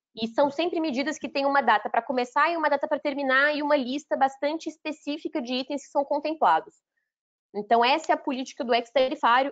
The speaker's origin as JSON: {"language": "Portuguese", "town": "Belo Horizonte", "region": "Minas Gerais", "country": "Brazil", "tie": "born or raised there", "said": "não sou mineira de nascimento, mas sou mineira de coração, para mim isso que vale, cresci, né? Cresci no bairro Floresta, em Minas, aí, BH, a vida inteira"}